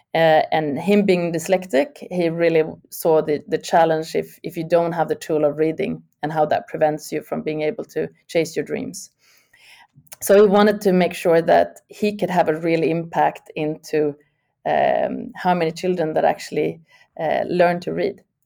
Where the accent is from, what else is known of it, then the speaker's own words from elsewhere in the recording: Sweden; I'm from originally born and raised in Sweden